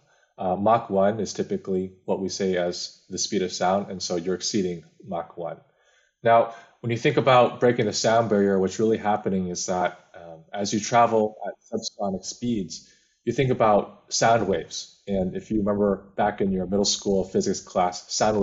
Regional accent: Bay Area, California, United States; I grew up in the Bay Area, California

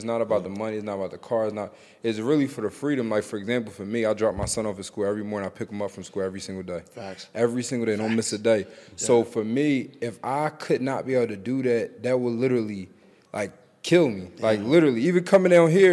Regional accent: Philadelphia, Pennsylvania, United States; I'm from Philly

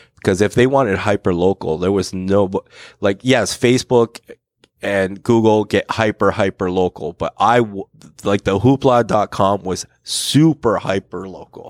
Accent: Hamilton, Ontario, Canada; I grew up on the East Mountain, cool. Hamilton East Mountain.

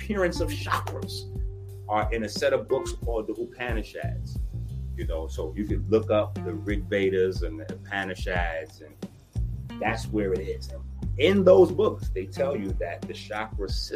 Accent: New York City, New York, United States; I'm from the Bronx.

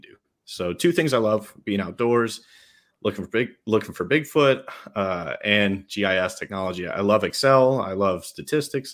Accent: New York, United States; accent: New York; I'm a New Yorker at heart

